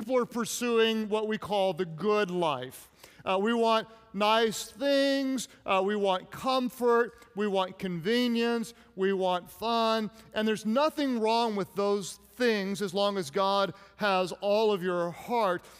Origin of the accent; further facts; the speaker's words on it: Oklahoma, United States; I'm from Oklahoma